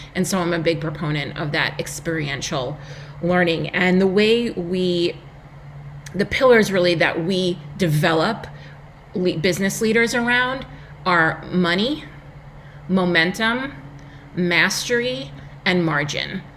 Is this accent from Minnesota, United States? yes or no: no; Long Island, New York, United States; accent: New York; if you cannot tell by my accent, I am a New Yorker from Long Island, New York